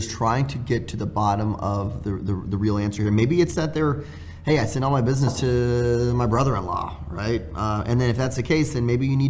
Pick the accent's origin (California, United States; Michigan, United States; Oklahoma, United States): California, United States; Southern; I'm from Southern California